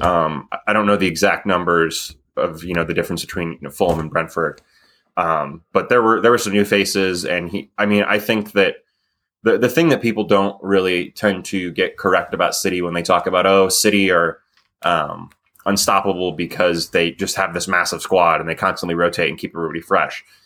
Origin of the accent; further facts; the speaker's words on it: United States; as an American